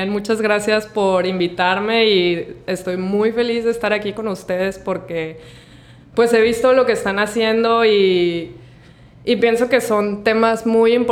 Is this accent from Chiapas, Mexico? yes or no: no; Mazatlán, Sinaloa, Mexico; born there; Sí, nací aquí en Mazatlán, pero este, pues los primeros años de mi vida estuve como que moviéndome bastante